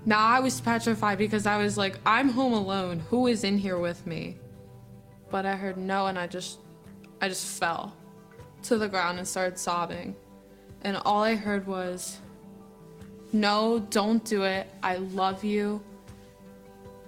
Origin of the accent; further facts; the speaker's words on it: Pottstown, Pennsylvania, United States; I am from Pottstown